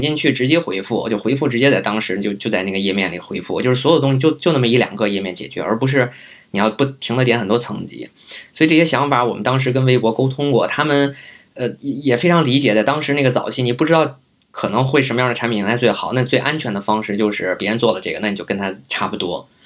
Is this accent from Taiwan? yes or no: no; Beijing, China; also born or lived in Guangzhou; 本身我也是北京人，可能家里就是有房